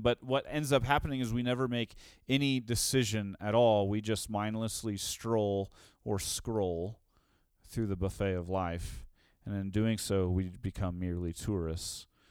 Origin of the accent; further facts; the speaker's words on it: Tulsa, Oklahoma, United States; also born or lived in Saint Louis; now in Denver, United States; In Tulsa, where I grew up